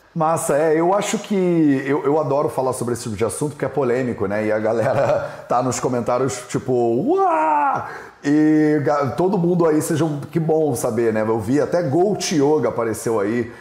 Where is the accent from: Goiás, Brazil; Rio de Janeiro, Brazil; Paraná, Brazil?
Rio de Janeiro, Brazil; eu criei, fui criado no Rio de Janeiro